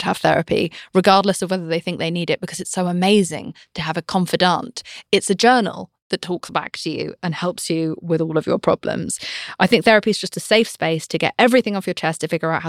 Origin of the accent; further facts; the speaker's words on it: United Kingdom; I'm British.